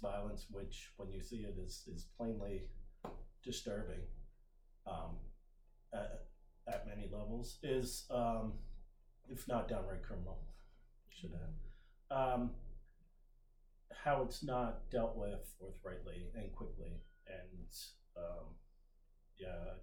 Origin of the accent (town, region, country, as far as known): Anne Arundel County, Maryland, United States; born or raised there; also born or lived in Montgomery County, Maryland / St. Louis, Missouri